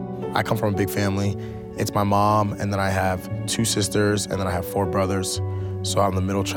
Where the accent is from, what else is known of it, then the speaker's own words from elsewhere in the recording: Hamilton, Ontario, Canada; moved away as an adult; now in Provo, United States; I grew up in Hamilton, Ontario, Canada